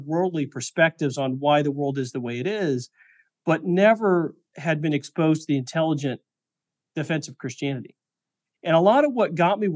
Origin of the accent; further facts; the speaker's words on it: Missouri, United States; moved away; also born or lived in Silicon Valley; I grew up in Missouri